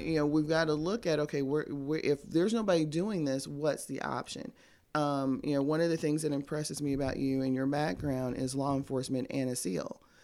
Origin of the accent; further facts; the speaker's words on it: Tampa, Florida, United States; now in Birmingham, United States; I'm from Tampa, Cigar City